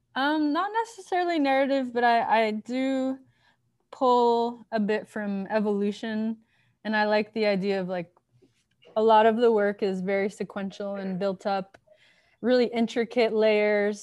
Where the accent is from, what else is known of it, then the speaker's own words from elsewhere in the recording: Miami, Florida, United States; also born or lived in Baltimore, Maryland; I'm from Miami, Florida, third generation, and grew up there